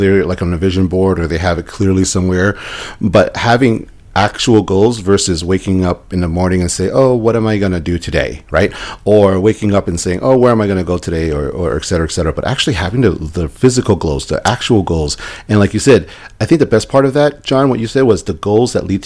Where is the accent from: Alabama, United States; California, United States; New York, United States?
New York, United States; New York City; now in Las Vegas, United States; I'm from New York City, from New York City